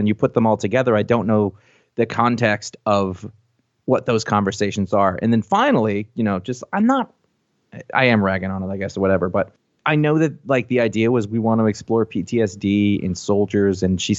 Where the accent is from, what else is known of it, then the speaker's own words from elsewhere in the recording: New England, United States; Oh, but I grew up in New England. Well, that's fucking appropriate. I fucking live here.